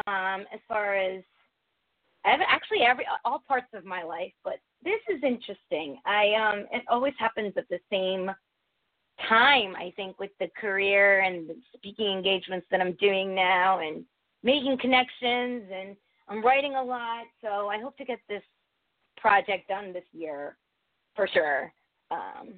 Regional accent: United States; I was born and raised in America

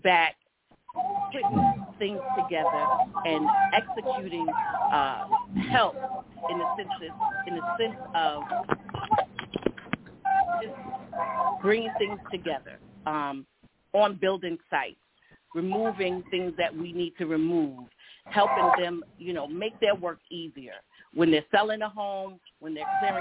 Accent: Hempstead, New York, United States; I'm from Hempstead, New York.

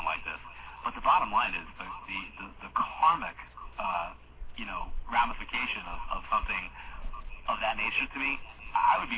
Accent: Long Island, New York, United States; my hometown

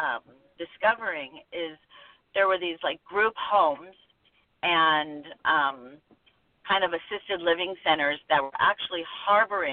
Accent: Los Angeles, California, United States; also born or lived in Northwest US; now in Pacific Northwest, United States; I'm actually from Los Angeles, grew up there, and I now live in the Northwest

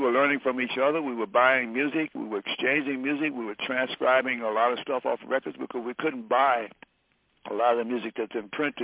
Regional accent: Detroit, Michigan, United States; moved away; growing up in Detroit, there weren't even the books

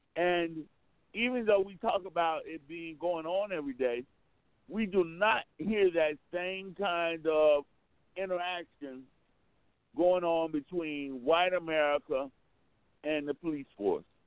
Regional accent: Orlando, Florida, United States; growing up in Orlando, I have to be honest, I was born in 1960

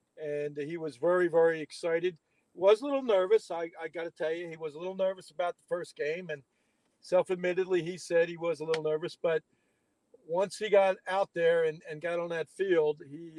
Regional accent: Delaware County, Pennsylvania, United States; moved away; I was born and raised in Delaware County

